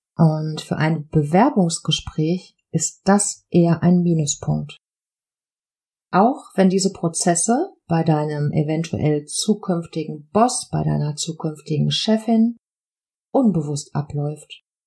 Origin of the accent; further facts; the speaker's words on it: Ruhr area, North Rhine-Westphalia, Germany; accent: Ruhrpott; Ich wurde im tiefsten Herzen im Ruhrgebiet geboren